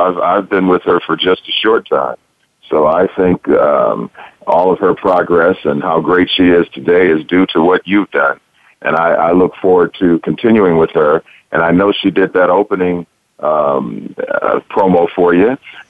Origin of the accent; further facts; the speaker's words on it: Detroit, Michigan, United States; I grew up in Detroit, and I come from a musical family.